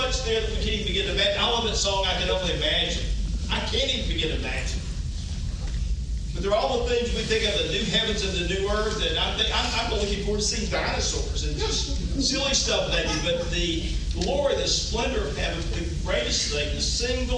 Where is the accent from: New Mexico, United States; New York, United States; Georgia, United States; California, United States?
Georgia, United States; moved away as an adult; also born or lived in South Carolina; now in Memphis, United States; I'm from Georgia